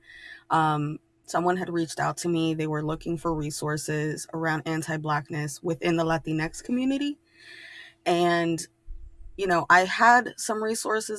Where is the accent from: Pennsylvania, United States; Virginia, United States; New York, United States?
New York, United States; New York City; I grew up in New York City.